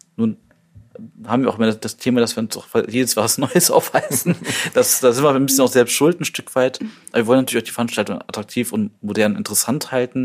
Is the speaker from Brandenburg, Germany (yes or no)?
no; Düsseldorf, North Rhine-Westphalia, Germany; als Düsseldorfer